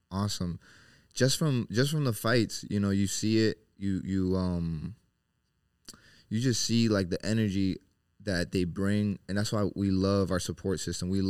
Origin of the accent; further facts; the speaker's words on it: Tijuana, Baja California, Mexico; also born or lived in Orlando / Charlotte / Seattle; you know, originally we're from Mexico. Uh, Tijuana is where we used to stay before we moved to the states.